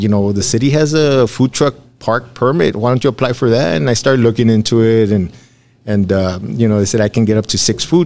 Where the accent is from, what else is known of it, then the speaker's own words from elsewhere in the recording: Alamo, United States; I'm from Alamo. I love Alamo. I was a city commissioner here.